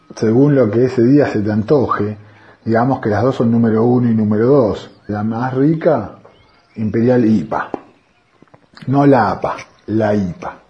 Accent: Argentina; Prefiero seguir siendo argentino

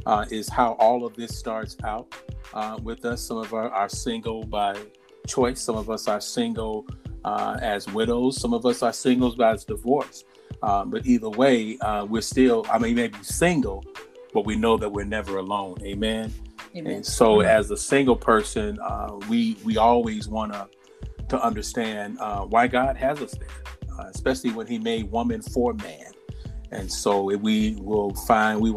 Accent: Illinois, United States; in the state of Illinois, my home state

